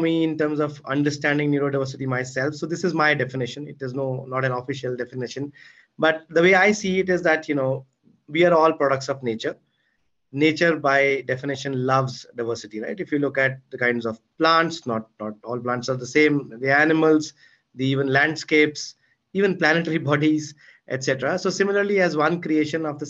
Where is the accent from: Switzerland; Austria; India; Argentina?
India; Chandigarh; moved away as an adult; I grew up in Chandigarh. Still love the place, even though it's been 20 years I left it.